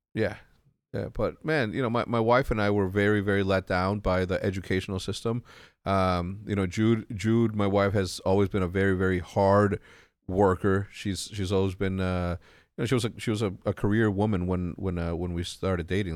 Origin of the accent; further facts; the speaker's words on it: Mexico; moved away; also born or lived in El Paso, Texas; coming from Mexico and living in Mexico